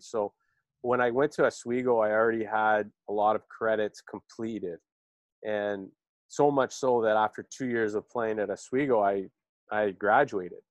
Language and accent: English; Toronto, Ontario, Canada; also born or lived in Oakville, Ontario; I was born in Toronto. I lived in Etobicoke uh, up until about, uh, I guess, middle school, where we moved to Oakville.